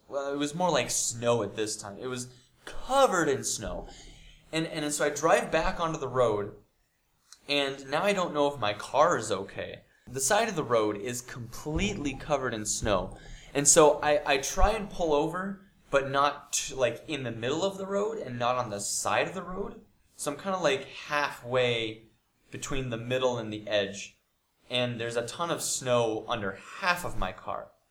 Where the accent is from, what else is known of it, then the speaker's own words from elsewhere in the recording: United States; I'm from America